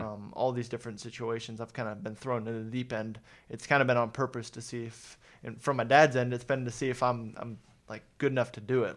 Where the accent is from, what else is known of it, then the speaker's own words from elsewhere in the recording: Mooresville, North Carolina, United States; also born or lived in Columbus, Ohio; I consider myself from North Carolina